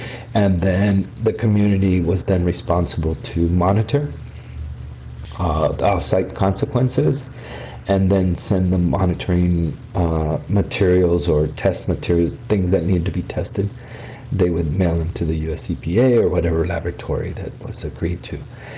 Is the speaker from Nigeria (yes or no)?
no; Mexico; born there; I was born in Mexico. My parents were farm workers here in California, here actually in San Diego County.